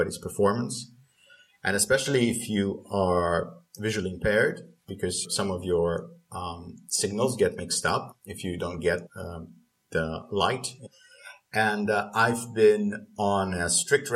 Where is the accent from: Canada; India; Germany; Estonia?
Estonia; I'm from Estonia